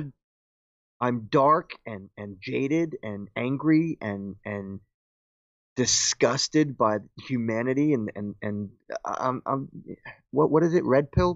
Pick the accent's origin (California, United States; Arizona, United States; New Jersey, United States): New Jersey, United States; Paterson; I was born and raised in Patterson